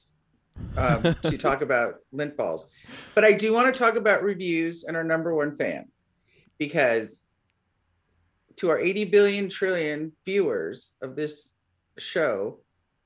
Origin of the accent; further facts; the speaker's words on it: California, United States; I'm from California.